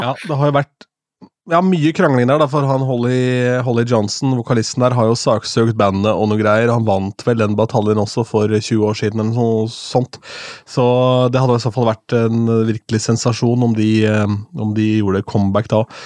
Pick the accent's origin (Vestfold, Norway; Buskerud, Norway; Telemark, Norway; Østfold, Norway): Østfold, Norway; Askim; hjemme i Askim